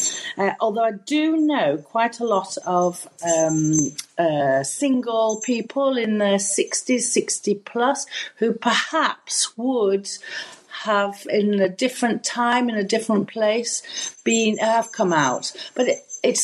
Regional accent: England, United Kingdom; moved away as an adult; now in France; I'm also an English expat

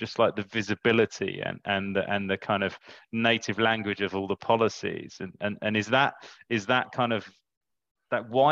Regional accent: United Kingdom; I'm sitting here as a Briton

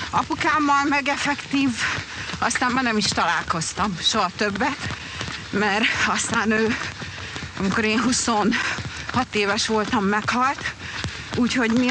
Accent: Brazil; born there; így alakult, hogy Brazíliába születtem, mert akkor ott élt, úgyhogy Úgyhogy igen, ott kezdtük

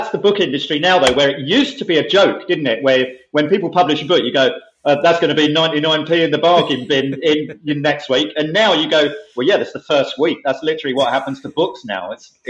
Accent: Romford, East of England, United Kingdom; I grew up in Romford.

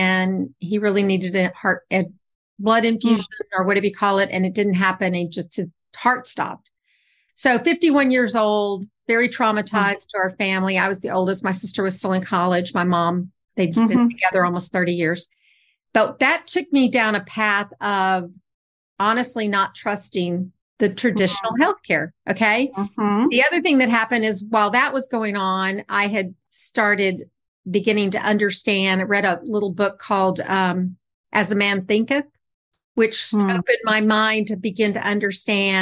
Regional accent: Texas, United States; I'm from Texas

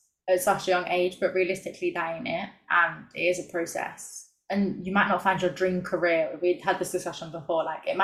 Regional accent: London, United Kingdom; accent: cockney; Londoners, people who spoke like me, because sometimes, especially when I'm drunk, like, my accent turns very cockney

